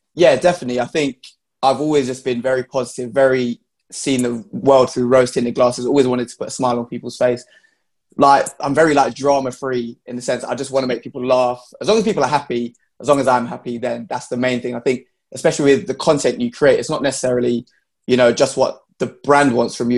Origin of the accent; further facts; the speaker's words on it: London, United Kingdom; I'm from London. It's very diverse here